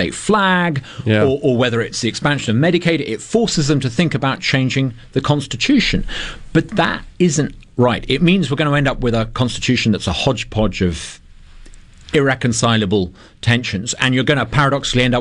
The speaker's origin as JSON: {"language": "English", "country": "United Kingdom", "moved": "yes", "lives_now": "Mississippi, United States", "said": "I'm a Brit who co-founded the Brexit campaign"}